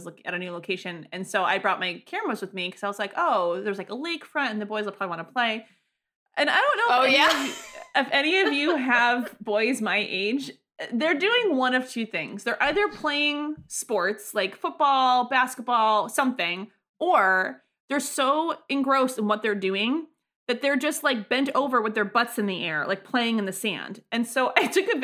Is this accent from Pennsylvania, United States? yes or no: no; Springfield, Massachusetts, United States; where I grew up in Springfield